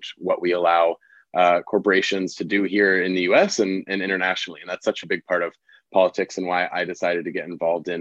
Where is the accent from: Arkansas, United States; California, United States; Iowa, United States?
California, United States; Bay Area; moved away as an adult; I'm originally from the Bay Area